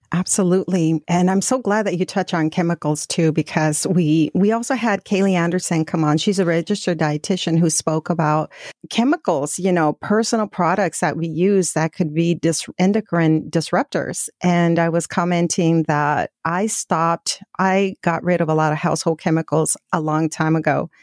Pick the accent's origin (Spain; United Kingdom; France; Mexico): Mexico; moved away; we're originally from Mexico